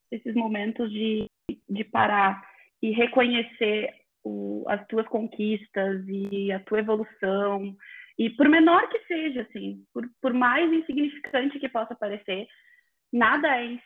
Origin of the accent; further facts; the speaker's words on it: Brazil; E eu saí do Brasil em 9 de novembro do ano passado para minha é primeira viagem completamente sozinha.